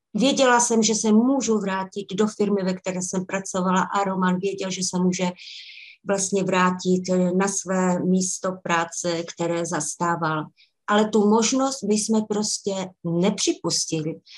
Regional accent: Czechia; moved away as an adult; now in Scotland, United Kingdom; byla jsem tam já jako hvězda z České republiky, protože eh, tím, že jsem Češka

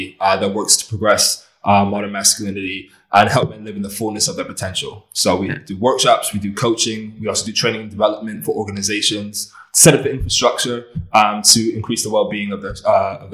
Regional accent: just outside Washington, D.C., Maryland, United States; moved away as an adult; also born or lived in Los Angeles, United States; now in Bristol, United Kingdom; was raised just outside of Washington, D.C. in Maryland.

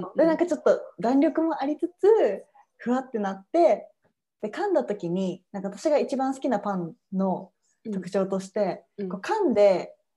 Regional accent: Hiroshima, Japan; 私の地元のそう広島県

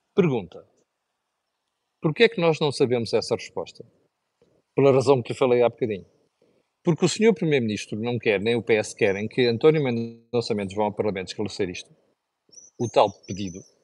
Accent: Mozambique; now in Portugal; de um sítio onde eu cresci, que, que é, que é Moçambique

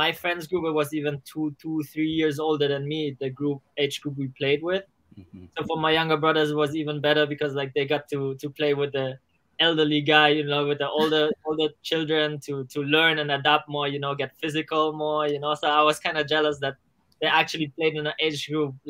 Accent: Germany; we grew up in Germany next to the school, elementary school

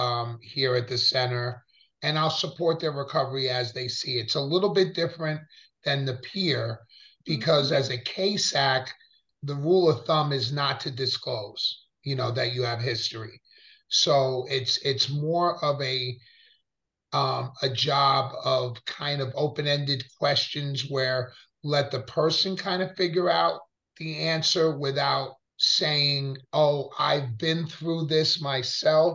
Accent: Pleasantville, New York, United States; I grew up in Westchester, Pleasantville, New York.

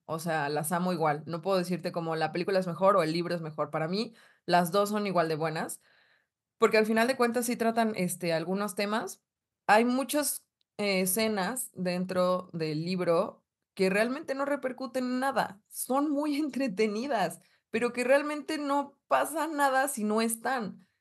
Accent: northern Mexico, Mexico; accent: Polanco; Toda norteña

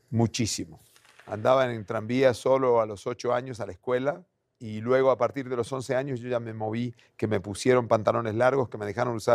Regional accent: Buenos Aires, Argentina; moved away; Nací en Buenos Aires, Argentina.

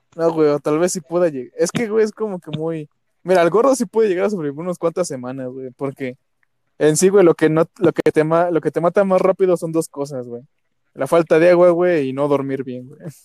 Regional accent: State of Mexico, Mexico; nací en el Estado de México

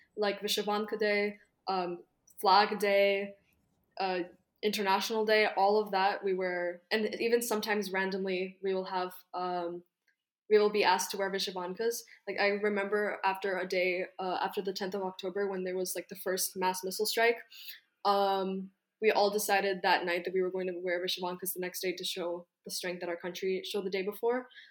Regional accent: Kyiv, Ukraine; I'm Ukrainian. I'm from Kyiv, and my parents are from Lviv

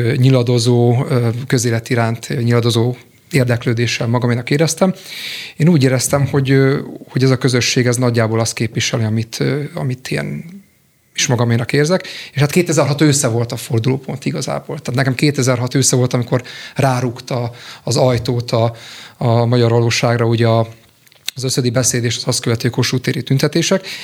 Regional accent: Békéscsaba, Békés, Hungary; moved away as an adult; also born or lived in Budapest; 2004-ben kerültem Budapestre, én békéscsabai születésű vagyok

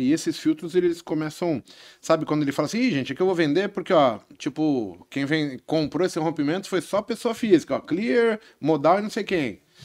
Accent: São Paulo, Brazil; eu nasci na Vila Nova Cachoeirinha aqui em São Paulo, né? E aí, de repente, eu estou estudando em escola pública

